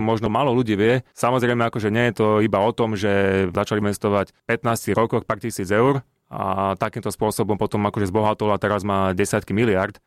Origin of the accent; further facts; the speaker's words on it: Slovakia; my Slováci